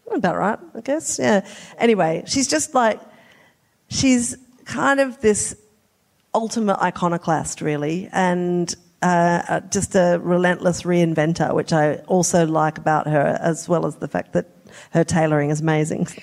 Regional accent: South Australia, Australia; I'm from South Australia

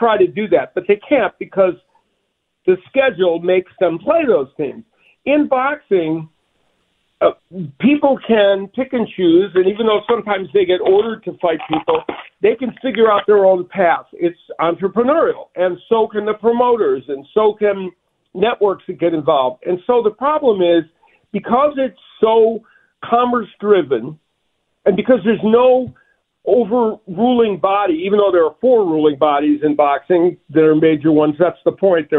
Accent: Chicago, Illinois, United States; I'm a Midwesterner. I'm from Chicago

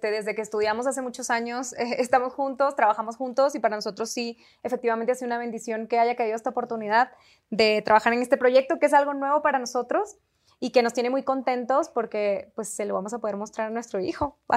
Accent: Mexico; yo no, tengo la fortuna de, ser mexicana, no nací en México, entonces hay cositas que todavía se me escapan

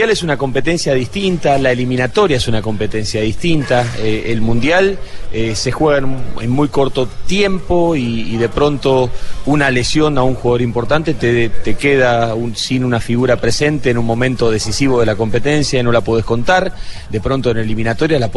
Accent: Buenaventura, Valle del Cauca, Colombia; diciendo yo que soy de Buenaventura

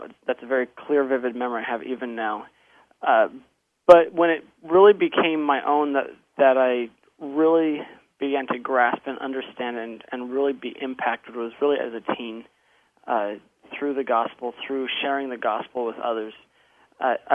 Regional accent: Grants Pass, Oregon, United States; also born or lived in Kenya; We moved to Oregon, to Grants Pass, Oregon, in 1990. And so I spent most of my childhood in Grants Pass

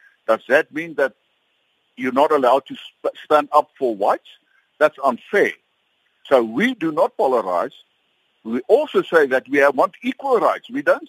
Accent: South Africa; I'm a white person. I do not apologize for that. I cannot go back to any other country. I'm a South African. I cannot go back to Europe or whoever other place. My home is South Africa

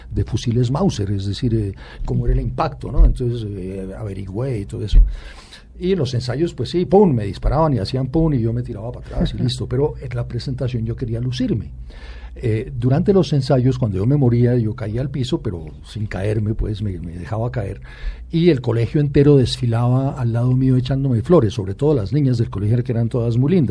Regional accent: Bogotá, Colombia; yo ya nací en Bogotá.

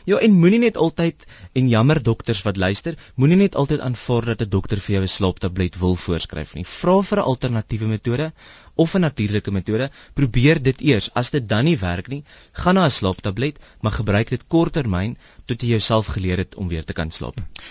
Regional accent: South Africa; ons as Suid-Afrikaners

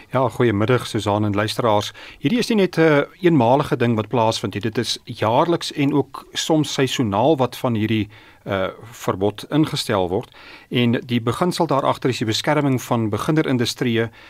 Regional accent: Namibia; ons in Namibië

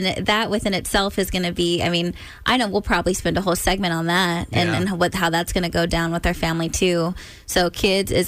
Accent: Stockton, California, United States; my hometown

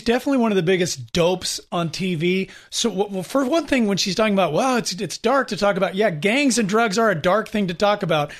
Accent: California, United States; we're from California

